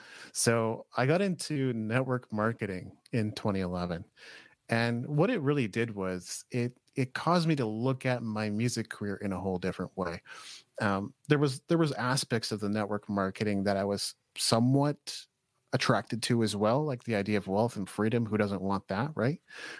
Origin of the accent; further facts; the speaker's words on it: Japan; I grew up in Japan actually.